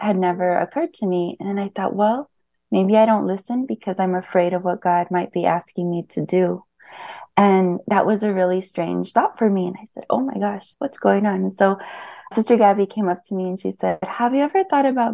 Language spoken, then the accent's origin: English; Bisbee, Arizona, United States; I'm from Bisbee, Arizona, close to the U.S.-Mexico border.